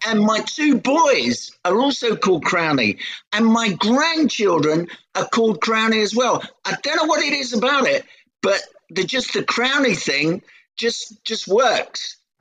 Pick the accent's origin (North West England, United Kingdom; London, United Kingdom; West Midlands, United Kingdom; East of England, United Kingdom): London, United Kingdom; accent: Cockney; I was born in Hackney under the sound of Bow Bells